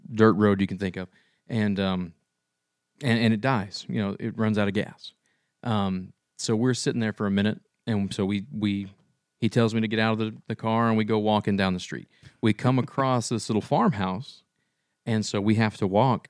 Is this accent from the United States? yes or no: yes; Shawnee, United States; growing up in Shawnee, we kinda lived outside of town